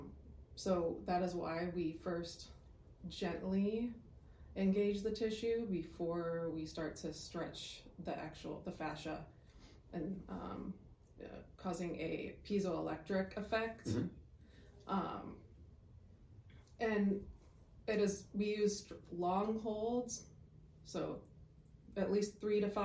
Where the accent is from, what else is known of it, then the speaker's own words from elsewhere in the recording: Chicago, Illinois, United States; I'm from Chicago, went to Chicago State University